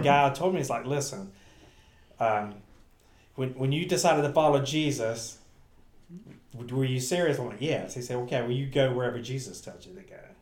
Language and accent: English; Gastonia / Bessemer City area, North Carolina, United States; moved away; I got to go home, stay with my mom and dad, do youth ministry in my hometown